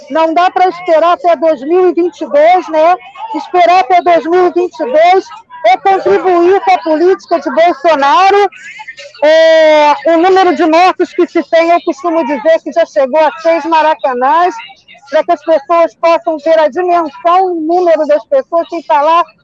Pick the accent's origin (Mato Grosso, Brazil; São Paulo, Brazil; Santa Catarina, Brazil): Mato Grosso, Brazil; eu sou Mato Grossense, mas quem está aqui hoje